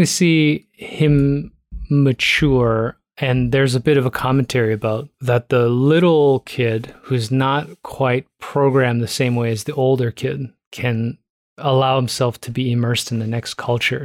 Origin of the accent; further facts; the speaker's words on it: Toronto, Ontario, Canada; I grew up in Toronto